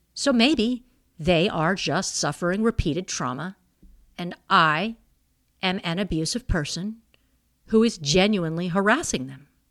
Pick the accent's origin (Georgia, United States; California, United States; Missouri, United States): Missouri, United States; I was born in Missouri